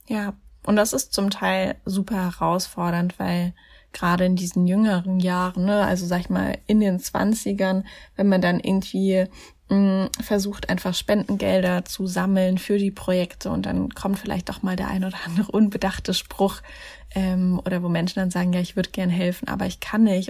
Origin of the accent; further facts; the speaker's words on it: Mannheim, Baden-Württemberg, Germany; Mannheim. Das ist ja meine Heimatstadt